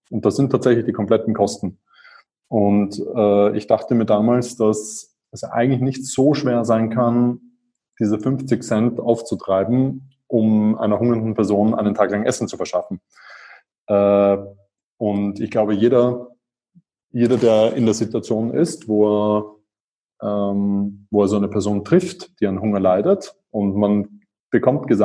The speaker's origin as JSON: {"language": "German", "region": "Vienna", "country": "Austria", "tie": "born or raised there", "said": "Ich bin Wiener, bin dort vor 37 Jahren geboren worden. Ähm, ich bin dort aufgewachsen. Ich bin dann äh, auch dort zur Uni gegangen."}